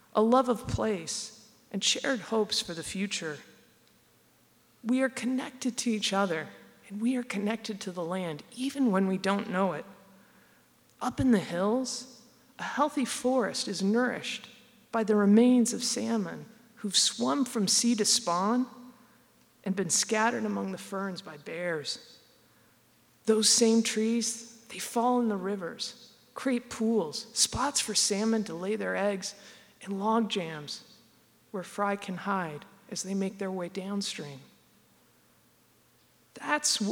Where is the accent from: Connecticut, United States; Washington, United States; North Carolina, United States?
Washington, United States; near Olympia; I grew up near Olympia, at the end of the Salish Sea